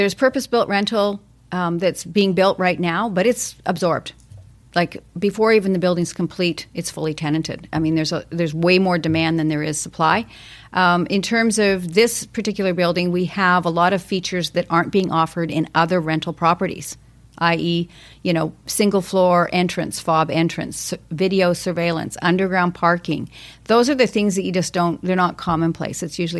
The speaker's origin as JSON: {"language": "English", "town": "Calgary", "region": "Alberta", "country": "Canada", "moved": "yes", "lives_now": "Vancouver, Canada", "said": "I came from Calgary. I came out here, and it happened to be sunny weather for 10 days."}